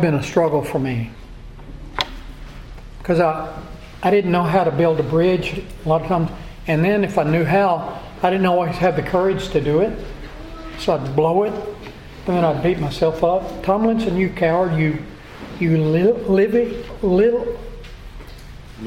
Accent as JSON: {"language": "English", "region": "Texas", "country": "United States", "said": "We said, Texas"}